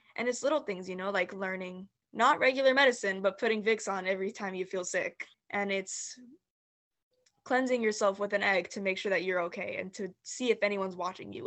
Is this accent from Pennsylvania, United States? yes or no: no; Los Angeles, California, United States; I'm actually from Highland Park, California